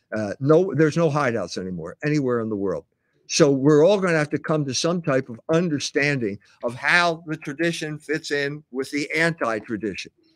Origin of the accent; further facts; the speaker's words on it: Philadelphia, Pennsylvania, United States; born and raised in Philadelphia